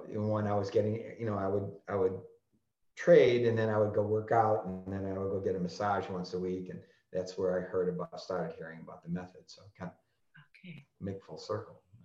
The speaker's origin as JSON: {"language": "English", "town": "Chicago", "region": "Illinois", "country": "United States", "tie": "born or raised there", "said": "I grew up in Chicago and, and, worked and lived in Chicago all my life"}